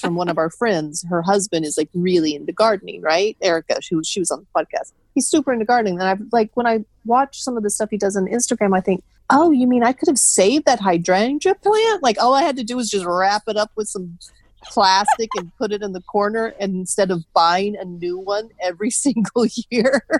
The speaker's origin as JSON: {"language": "English", "region": "Texas", "country": "United States", "said": "we're from Texas"}